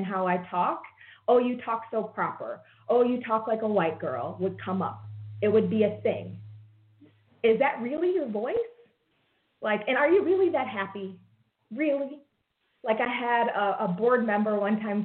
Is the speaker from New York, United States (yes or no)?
yes; Rochester, New York, United States; I was born and raised in Rochester, New York